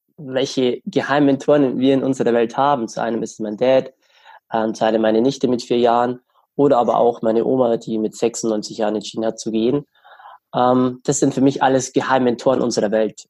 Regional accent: Germany; bei uns in Deutschland

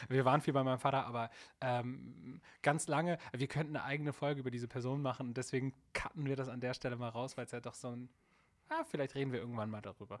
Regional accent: Hambergen, Lower Saxony, Germany; also born or lived in Bremerhaven; ich komme ursprünglich aus Bremerhaven und bin aber ähm, mehr auf dem Dorf groß geworden. Ähm, Osterholz-Scharmbeck

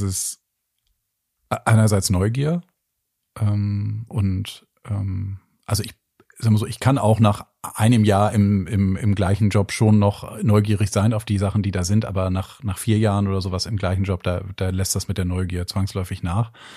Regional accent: Bremen, Germany; now in Hamburg, Germany; ich bin ja in der Stadt in Bremen groß geworden

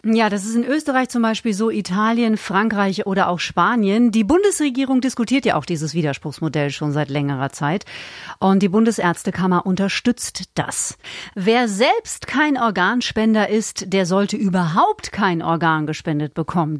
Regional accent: Bavaria, Germany; bei uns in Bayern

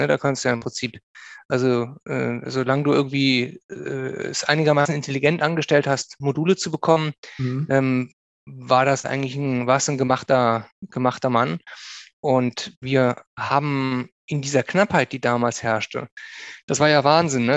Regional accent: Bonn, North Rhine-Westphalia, Germany; also born or lived in Cologne / Hesse / Bielefeld; geboren in Köln, aufgewachsen hauptsächlich in Bonn und weite Teile im Rheinland mit einem kleinen mhm. Abstecher nach Hessen

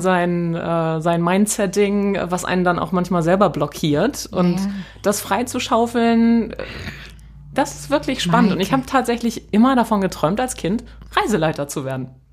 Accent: North Frisia, Schleswig-Holstein, Germany; moved away as an adult; also born or lived in Kiel; now in Hamburg, Germany; ich bin in Nordfriesland groß geworden

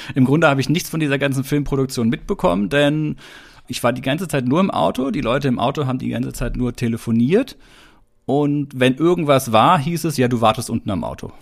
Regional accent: Stuttgart, Baden-Württemberg, Germany; Stuttgart, also ist ja die Gegend, wo ich herkomme.

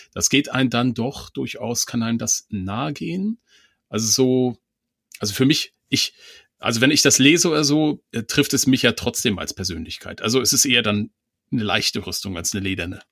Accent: Mecklenburg-Vorpommern, Germany; ich komme ja aus Mecklenburg

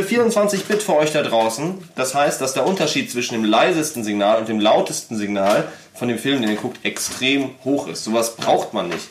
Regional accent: Germany; wir sind halt Deutsche

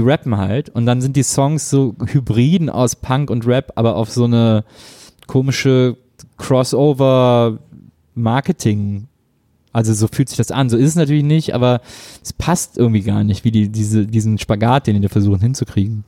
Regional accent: Wesseling, North Rhine-Westphalia, Germany; bei uns in Wesseling

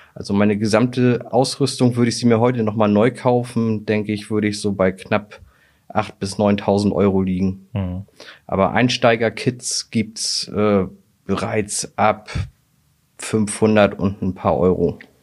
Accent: Hamburg, Germany; Ich bin 1988 mit meiner Mutter von Altona nach Fußbüttel gezogen

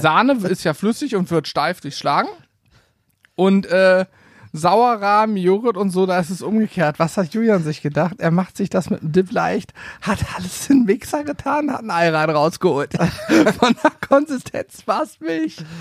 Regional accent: a village near Lehrte, Lower Saxony, Germany; bei uns in Lehrte. Das ist die größte Stadt so von meinem Dorf, wo ich aufgewachsen bin, in der Nähe

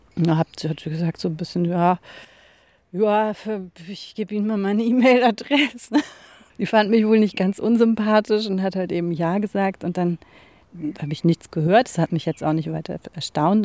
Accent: Hamburg, Germany; in der Sternschanze, wo ich aufgewachsen bin

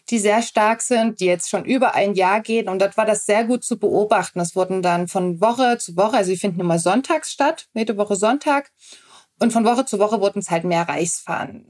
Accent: Dresden, Saxony, Germany; also born or lived in Radebeul / Zittau; ich bin in Dresden groß geworden, beziehungsweise dann sind wir nach Radebeul rausgezogen

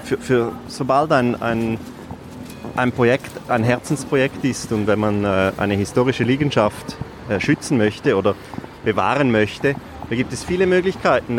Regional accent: Mulegns, Graubünden, Switzerland; Aufgewachsen im Posthotel Löwen in Mulenz

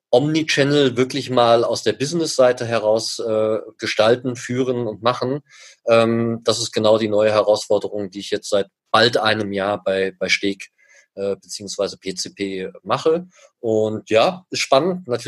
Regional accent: Germany; now in Switzerland; wie man hört, bin ich Deutscher, lebe seit 16, jetzt 16, ja, doch 16 Jahren in der Schweiz

